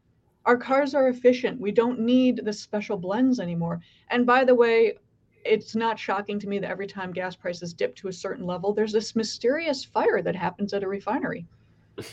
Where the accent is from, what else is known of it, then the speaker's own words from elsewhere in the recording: California, United States; I was born in California.